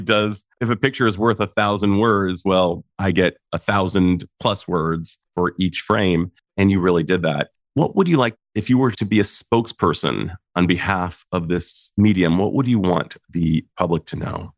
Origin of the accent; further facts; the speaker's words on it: Saratoga, California, United States; You and I come from, in many ways, the same place, Saratoga, California